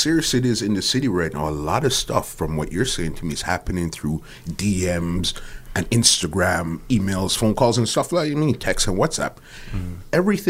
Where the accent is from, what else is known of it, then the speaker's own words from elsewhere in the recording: Toronto, Ontario, Canada; Scarborough. We're out here. Scarborough.